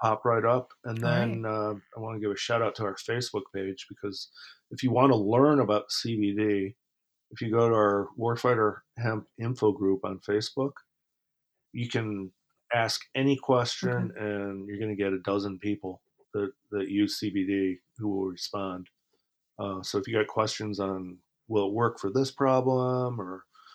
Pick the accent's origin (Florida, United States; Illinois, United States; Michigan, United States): Illinois, United States; Chicago; also born or lived in Toronto, Canada; I grew up in Chicago.